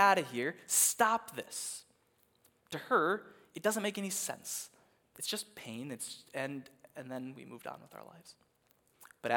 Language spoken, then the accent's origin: English; Minnesota, United States; as a Minnesotan